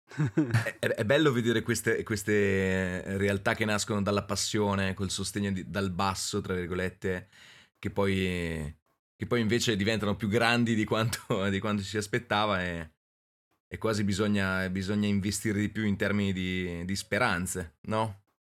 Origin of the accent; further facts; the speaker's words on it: Mantua, Lombardy, Italy; io sono Mantova